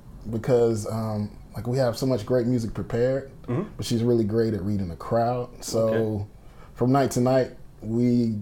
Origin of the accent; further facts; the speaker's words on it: Atlanta, Georgia, United States; Born and raised in Atlanta.